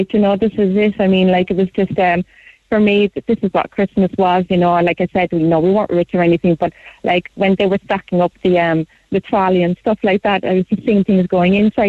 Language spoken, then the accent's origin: English; Mahon, Munster, Ireland; From Mahon, actually, Mahon.